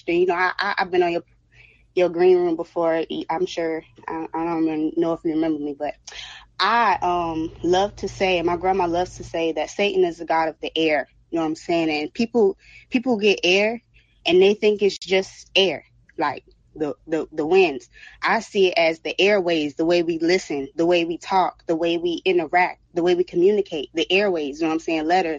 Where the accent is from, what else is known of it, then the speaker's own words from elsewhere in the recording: Broward, Florida, United States; I'm from Broward